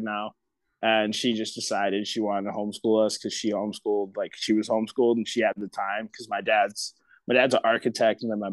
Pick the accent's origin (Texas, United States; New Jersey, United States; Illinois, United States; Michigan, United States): Michigan, United States; Otsego; also born or lived in Detroit, Michigan / Portage, Michigan; I grew up in like a little like hick town, kind of. It was called Otsego